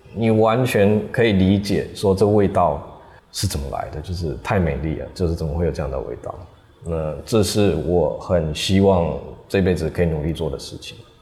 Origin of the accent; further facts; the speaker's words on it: Taiwan; also born or lived in France; 我有身为一个台湾人，然后使用台湾食材